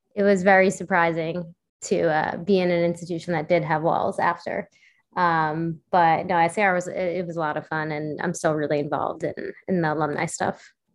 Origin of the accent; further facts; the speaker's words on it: New York City, New York, United States; I grew up on the Upper West Side